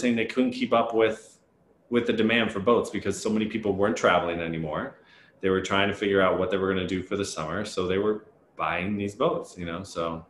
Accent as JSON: {"language": "English", "region": "New Jersey", "country": "United States", "tie": "born or raised there", "said": "New Jersey."}